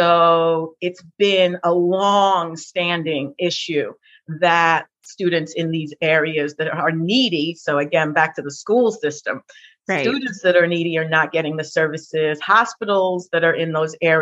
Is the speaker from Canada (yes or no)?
no; England, United Kingdom; now in New York City, United States; I'm from England